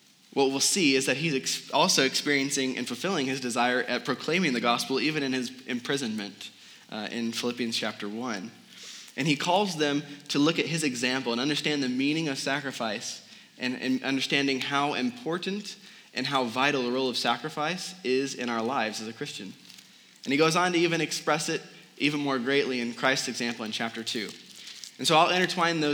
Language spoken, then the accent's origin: English; Midwest, United States; moved away as an adult; now in Arizona, United States; I'm from the Midwest originally, and I met a girl from back there, and I'm going home to marry her.